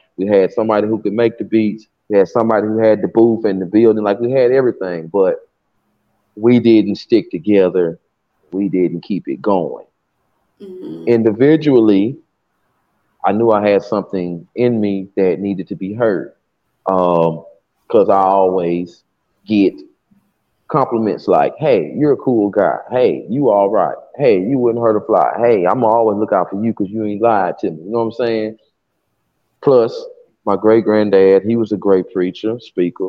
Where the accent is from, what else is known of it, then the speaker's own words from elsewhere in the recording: Decatur, Alabama, United States; from Decatur, Alabama, down south